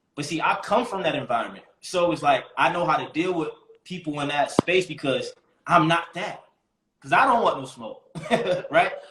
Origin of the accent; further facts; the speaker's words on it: Baltimore, Maryland, United States; I grew up in Baltimore, so the men in my family was kingpins.